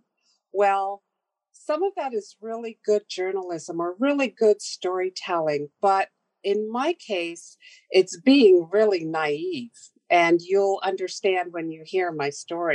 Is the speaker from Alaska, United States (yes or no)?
yes; Sitka, Alaska, United States; I was born in Sitka a very long time ago, and I have served on our tribal council for 8 years